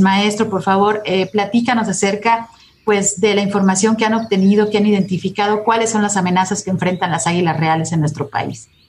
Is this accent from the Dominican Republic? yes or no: no; Mexico; somos eh, mexicanos